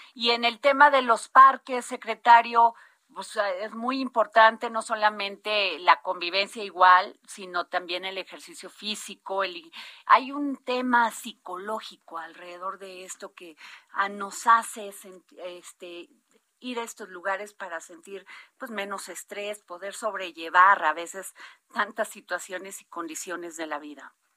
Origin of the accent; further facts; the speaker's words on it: Veracruz, Mexico; mi tierra, Veracruz